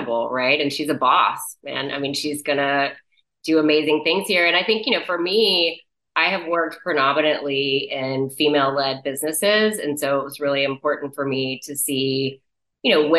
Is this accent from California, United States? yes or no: no; Galveston, Texas, United States; This is my hometown